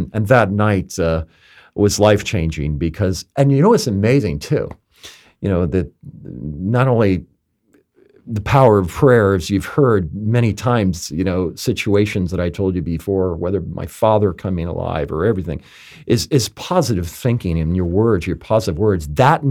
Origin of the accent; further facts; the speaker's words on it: Palm Beach, Florida, United States; my hometown